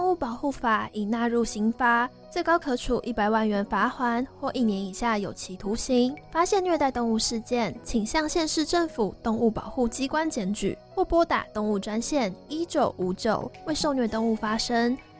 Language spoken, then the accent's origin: Chinese; Chiayi, Taiwan; 我是嘉义人